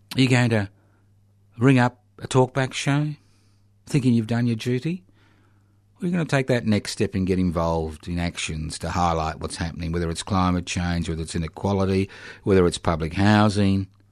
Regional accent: Brisbane, Queensland, Australia; when I was born in the Marder Hospital in Brisbane so many decades ago?

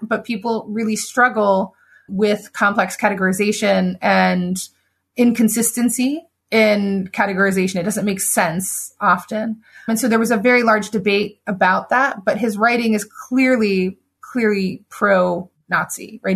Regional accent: United States; I'm very American in that way

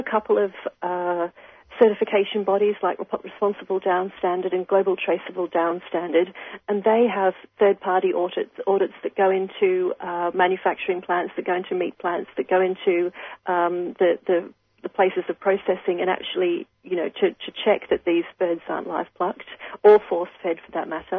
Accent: Queensland, Australia; as a Queenslander

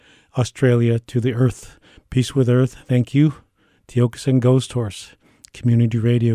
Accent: United States; I'm from the Lakota Nation in the geographical center of North America that we call Turtle Island.

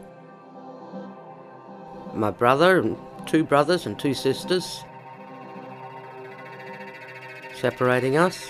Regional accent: Koonibba Mission, South Australia, Australia; also born or lived in Ceduna, far west coast of South Australia; My story actually started on Kuniba Mission. I was born there, delivered by my grandmother, and I grew up my first 10 or 11 years on that mission

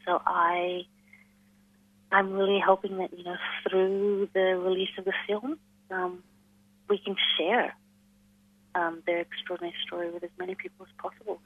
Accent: New Delhi, Delhi, India; moved away as an adult; also born or lived in Melbourne, Australia; now in Darwin, Australia; I was born and I grew up in New Delhi, in India.

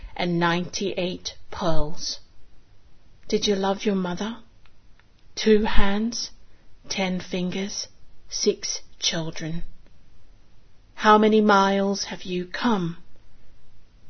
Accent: Singapore; now in Sydney, Australia; I was born in Singapore of Chinese descent

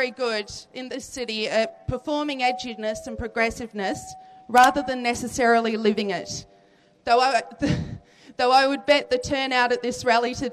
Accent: Canberra, Australian Capital Territory, Australia; also born or lived in Alice Springs; now in Melbourne, Australia; I'm an Aranda woman from Central Australia. I'm a unionist, a feminist, and a social commentator. My traditional lands lie around Alice Springs, yet I was born in Canberra and have lived in Melbourne now for 25 years.

